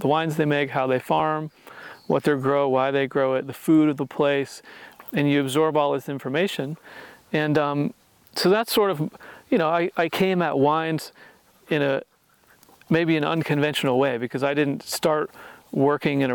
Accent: Indiana, United States; this kid from Indiana that really hadn't been too many places in the world

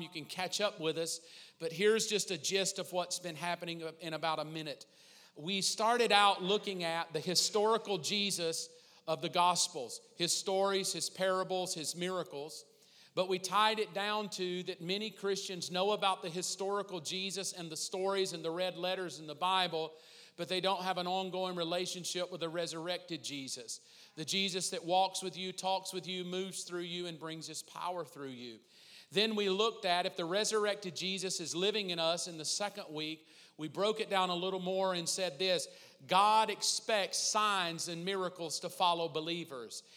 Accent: the South, United States; growing up in the South, growing up in church

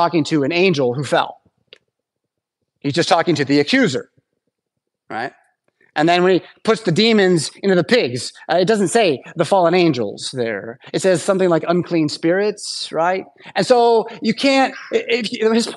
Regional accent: United States; as American English speakers

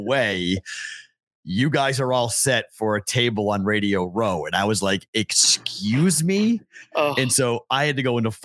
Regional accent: Boston, Massachusetts, United States; moved away; I'm the Bostonian

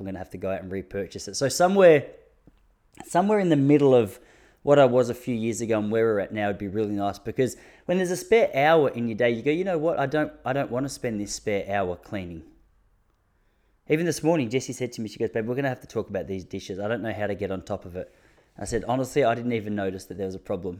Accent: Traralgon, Victoria, Australia; moved away; I'm originally from Traralgon

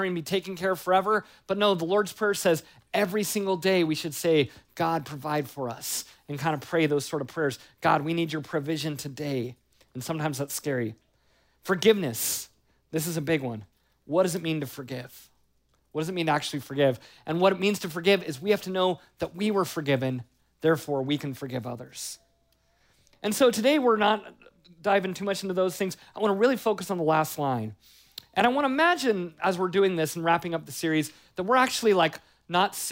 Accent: United States; us as Americans

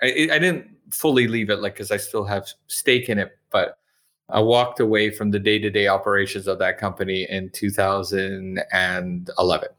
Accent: Canada; moved away as an adult; also born or lived in Montreal / Calgary / Toronto / Okinawa; now in Edinburgh, United Kingdom; I'm originally from Canada

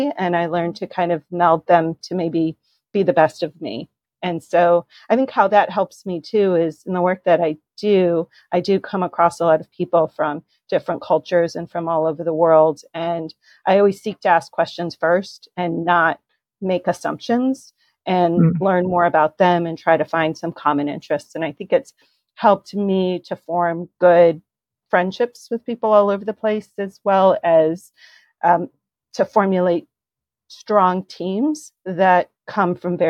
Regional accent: United States; also born or lived in Western Ukraine; So I was born in the United States, very grateful for that. And I think I have that gratitude of being an American because I am the daughter of immigrants who chose the United States as this country

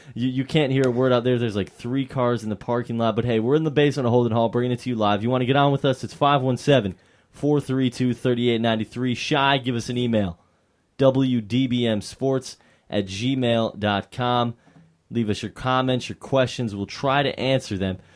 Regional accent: Mount Clemens, Michigan, United States; my hometown of Mount Clemens, Michigan

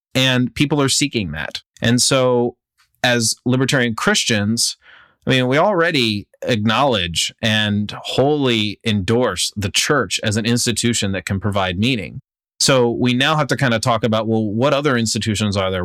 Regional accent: United States; I'm speaking as an American citizen

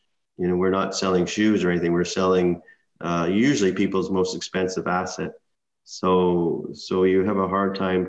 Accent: Burnaby, British Columbia, Canada; I grew up in Burnaby, British Columbia, which is just outside of Vancouver.

